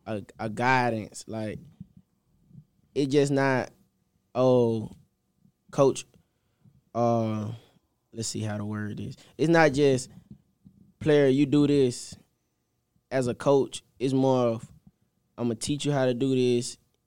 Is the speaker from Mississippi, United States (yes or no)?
yes; Mississippi, United States; Like, I don't mind being from home, but I'm from Mississippi and Illinois. That's a big jump. And they're really my first time just out of state, staying out of state for this long.